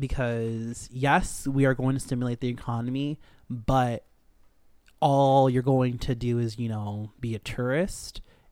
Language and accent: English; Dominican Republic; Dominicano soy.